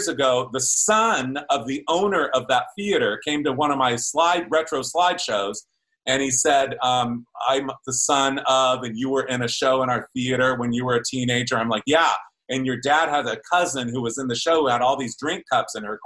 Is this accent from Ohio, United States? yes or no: no; Ontario, California, United States; I grew up in Ontario, California